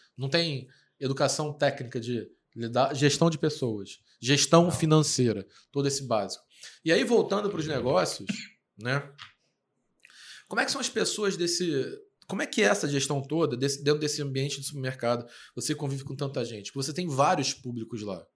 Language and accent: Portuguese; Rio de Janeiro, Brazil; a gente é carioca, então esse é o nosso jeito de falar mesmo.